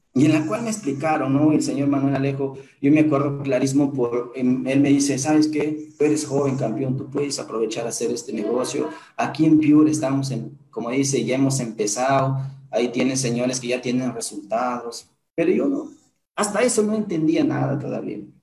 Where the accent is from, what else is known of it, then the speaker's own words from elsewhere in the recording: Huancabamba, Piura, Peru; now in Piura, Peru; Soy de Huancabamba, pero de ahí a un distrito todavía, de un distrito a un caserío, de ese caserío a un sector